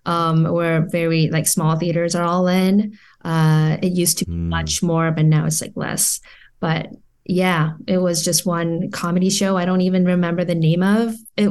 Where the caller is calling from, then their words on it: California, United States; Orange County.